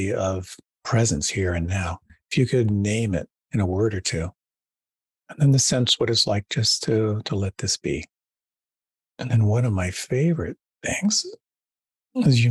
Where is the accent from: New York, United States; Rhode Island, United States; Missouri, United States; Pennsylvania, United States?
Pennsylvania, United States; moved away; also born or lived in Western Massachusetts; I was raised a Quaker in Pennsylvania